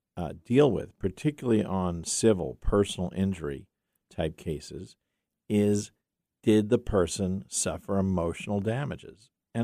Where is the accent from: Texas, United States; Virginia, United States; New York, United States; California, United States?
New York, United States; I'm from New York.